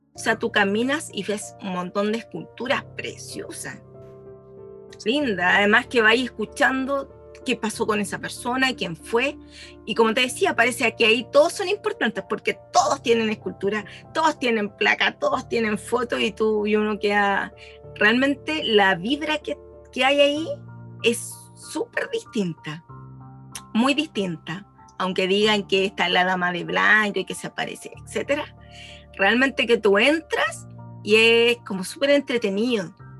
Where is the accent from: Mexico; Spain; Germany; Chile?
Chile; de Chile